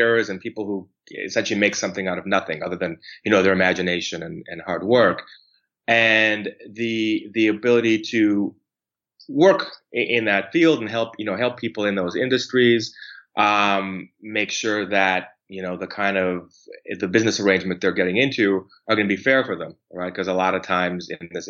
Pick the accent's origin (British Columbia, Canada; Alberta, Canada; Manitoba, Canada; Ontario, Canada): Alberta, Canada; Calgary; moved away as an adult; also born or lived in Vancouver; now in Toronto, Canada; I grew up mostly in Calgary.